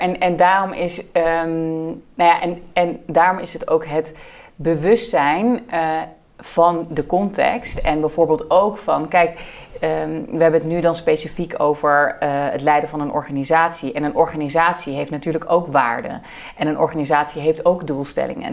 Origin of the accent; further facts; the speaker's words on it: Netherlands; We hebben als Nederland en als Nederlanders heel erg het gevoel dat wij enorm liberaal en open eh, zijn